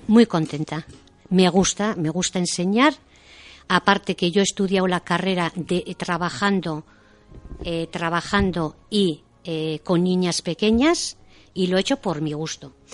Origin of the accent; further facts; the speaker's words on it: Deba, Basque Country, Spain; yo soy de Deva y Guipúzcoa y he, venido, o sea, bueno, he vivido siempre en Deva